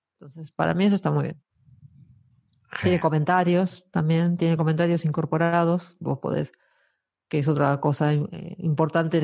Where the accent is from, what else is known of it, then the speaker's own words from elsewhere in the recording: Argentina; now in Asturias, Spain; los argentinos nos conocemos todos.